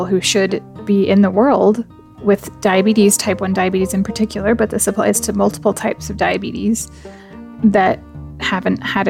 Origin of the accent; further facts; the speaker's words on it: United States; now in United Kingdom; I grew up in the States